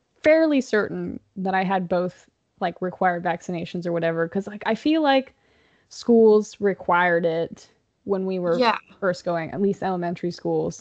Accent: Austin, Texas, United States; my hometown of Austin, Texas

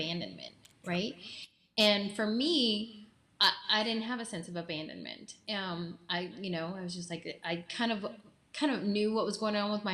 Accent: Texas, United States; I'm from Texas. I got strong Texas women in me

